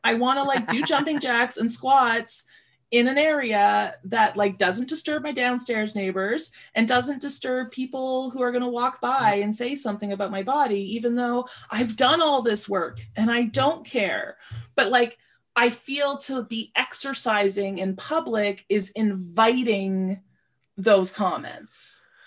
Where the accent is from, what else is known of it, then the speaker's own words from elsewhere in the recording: Sudbury, Ontario, Canada; moved away; I grew up in Sudbury, Ontario